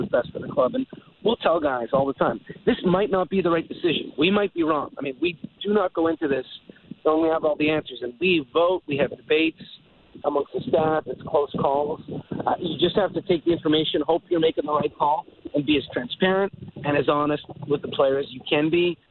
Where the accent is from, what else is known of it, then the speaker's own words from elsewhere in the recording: Montreal, Quebec, Canada; moved away; my experience growing up in Montreal